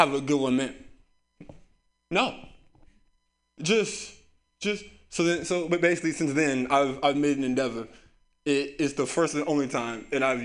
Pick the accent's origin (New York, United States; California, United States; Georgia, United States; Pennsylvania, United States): California, United States; San Francisco; I grew up here in San Francisco